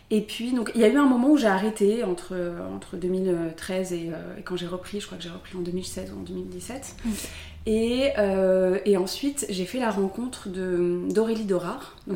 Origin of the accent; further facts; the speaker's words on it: south of France, France; now in Paris, France; je suis, je suis originaire du sud de la France. J'habite à Paris